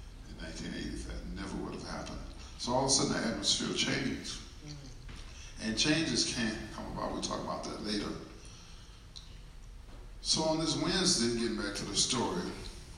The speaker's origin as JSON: {"language": "English", "region": "Illinois", "country": "United States", "said": "I'm from Illinois."}